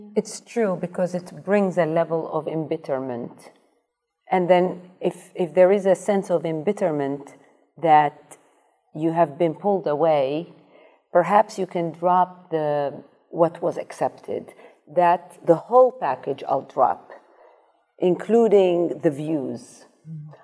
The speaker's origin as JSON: {"language": "English", "town": "Amsterdam", "region": "North Holland", "country": "Netherlands", "tie": "born or raised there", "also_born_or_lived": "Iraq", "moved": "as an adult", "lives_now": "New York, United States", "said": "I grew up in Amsterdam"}